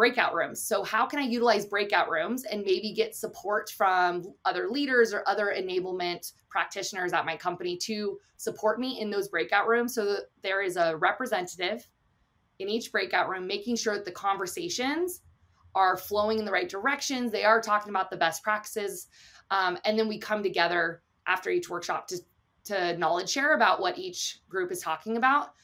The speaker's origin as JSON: {"language": "English", "country": "United States", "said": "I'm an American as well"}